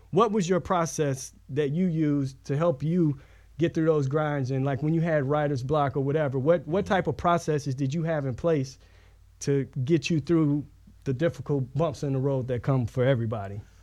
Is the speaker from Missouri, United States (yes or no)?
yes; St. Louis, Missouri, United States; I'm from Saint Louis